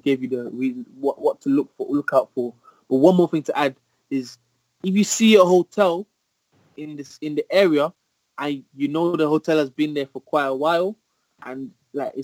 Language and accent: English; Birmingham, West Midlands, United Kingdom; also born or lived in Nottingham; I'm from Birmingham